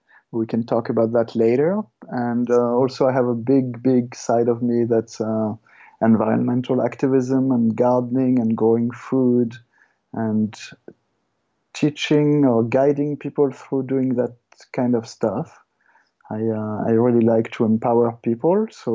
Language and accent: English; Paris, Île-de-France, France; also born or lived in Ireland / Australia; now in Perth, Canada; I grew up in France, in Paris